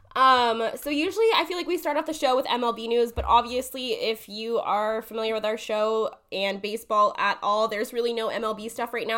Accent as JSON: {"language": "English", "town": "Jacksonville", "region": "Florida", "country": "United States", "tie": "born or raised there", "said": "born and raised in Jacksonville, same age as the Jags"}